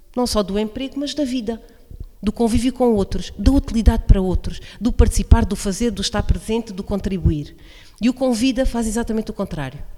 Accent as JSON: {"language": "Portuguese", "region": "Alto Alentejo", "country": "Portugal", "tie": "born or raised there", "lives_now": "Beja district, Portugal", "said": "sou uma verdadeira alentejana, porque nasci no Alto Alentejo e escolhi fazer vida, constituir família no Baixo Alentejo"}